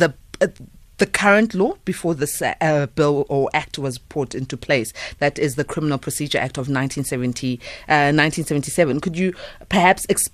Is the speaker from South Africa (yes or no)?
yes; South Africa; as a South African